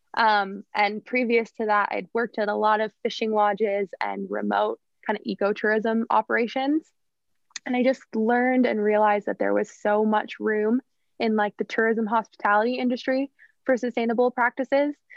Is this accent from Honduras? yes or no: no; Fernie, British Columbia, Canada; also born or lived in Whistler / Victoria; growing up in Fernie, being such a small town